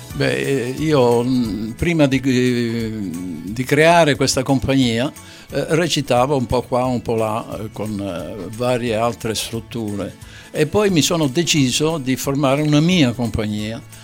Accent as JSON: {"language": "Italian", "region": "Sicily", "country": "Italy", "moved": "yes", "lives_now": "Veneto, Italy", "said": "non sono veneto, sono siciliano, ma sono veneto di adozione"}